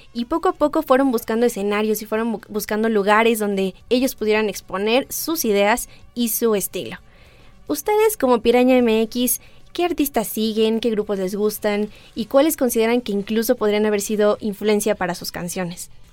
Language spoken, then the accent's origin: Spanish; Mexico; somos mexicanos